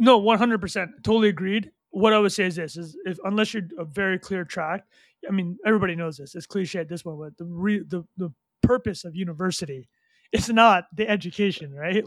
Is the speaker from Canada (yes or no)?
yes; Vancouver, British Columbia, Canada; also born or lived in Calgary, Alberta / Montreal; I grew up in, uh, Calgary, and my family, um, went to, uh, Vancouver when I was, like, nine years old